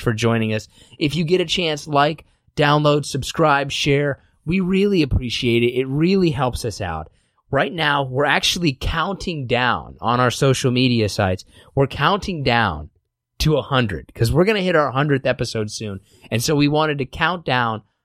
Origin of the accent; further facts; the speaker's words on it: Kansas, United States; I'm from Kansas.